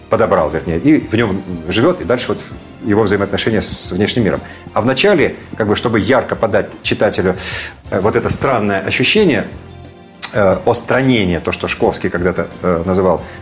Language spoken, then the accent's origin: Russian; Crimea, Ukraine; born there; потому что я человек вообще южный, я родился в Крыму